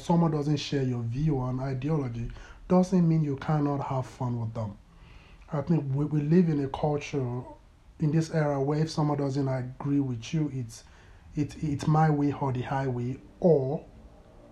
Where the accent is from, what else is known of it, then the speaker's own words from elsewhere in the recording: Lagos, Nigeria; moved away as an adult; also born or lived in Toronto, Ontario; now in Calgary, Canada; my teenage years were spent in Lagos, Nigeria, and my childhood, that was where I grew up.